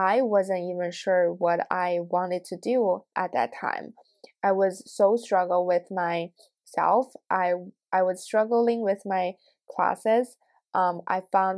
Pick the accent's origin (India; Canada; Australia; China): China; now in United States; Growing up in China, both of my parents and I are Asian